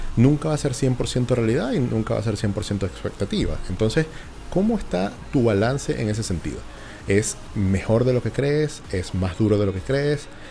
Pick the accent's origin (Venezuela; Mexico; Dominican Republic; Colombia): Venezuela; now in Chile